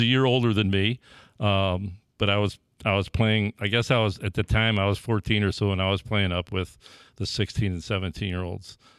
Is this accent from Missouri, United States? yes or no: yes; St. Louis, Missouri, United States; also born or lived in Dellwood, Missouri; I grew up in Holy Rosary in Saint Engelbert, which, which were neighborhood parishes.